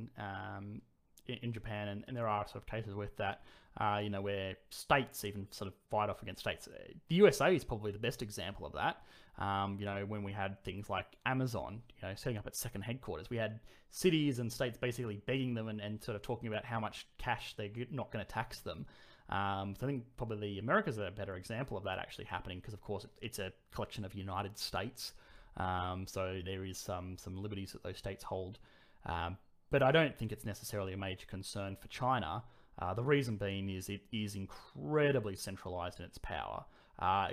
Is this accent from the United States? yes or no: no; Australia; I'm Australian